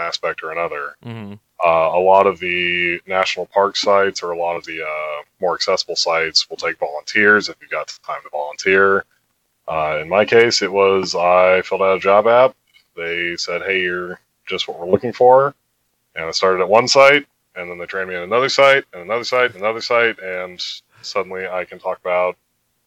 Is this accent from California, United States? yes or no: no; outside of Baltimore, Maryland, United States; I grew up outside of Baltimore